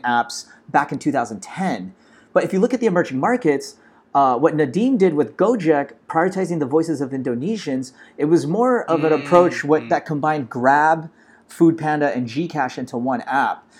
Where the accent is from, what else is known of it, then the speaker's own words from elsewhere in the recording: Los Angeles, California, United States; I'm actually a Filipino American, born and raised in Los Angeles